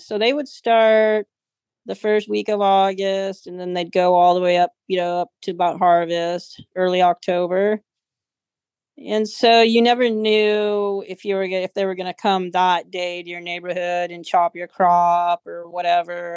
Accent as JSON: {"language": "English", "area": "Humboldt", "region": "California", "country": "United States", "tie": "born or raised there", "said": "Growing up in Humboldt was it was adventurous, exciting"}